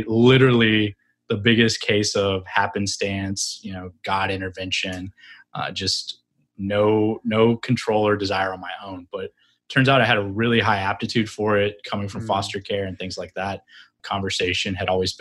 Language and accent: English; Fairfield, Texas, United States; moved away as an adult; I grew up in a small town in Texas near Dallas.